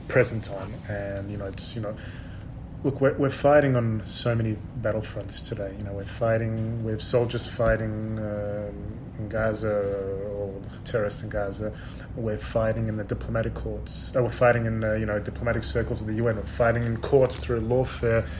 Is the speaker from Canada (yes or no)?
no; Sydney, New South Wales, Australia; moved away as an adult; also born or lived in Odessa, Ukraine; now in Israel; I grew up in Sydney